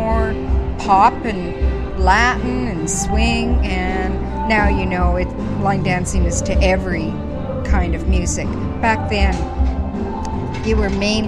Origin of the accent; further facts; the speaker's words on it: Lions Bay, British Columbia, Canada; I am from Lions Bay, small place outside of Vancouver, Canada